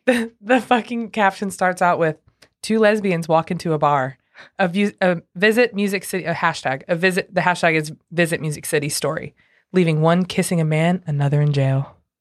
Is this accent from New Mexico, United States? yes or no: no; Granite City, Illinois, United States; now in Nashville, United States; we're from Granite City